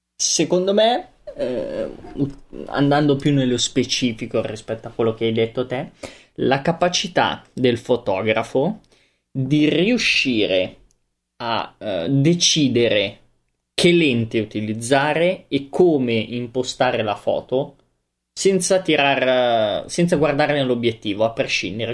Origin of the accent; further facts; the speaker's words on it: Veneto, Italy; come un vero Veneto doc.